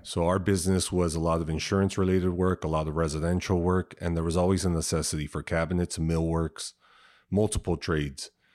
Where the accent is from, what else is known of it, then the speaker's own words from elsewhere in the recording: San Diego, California, United States; I grew up here in San Diego, um, from the South Bay, which is, uh, probably really close to T J, Chula Vista area.